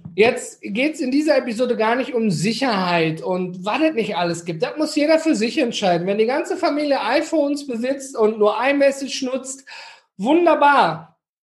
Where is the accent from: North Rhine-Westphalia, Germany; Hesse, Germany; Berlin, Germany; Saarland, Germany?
North Rhine-Westphalia, Germany; Ruhr area; Ich komme hier aus dem Ruhrgebiet.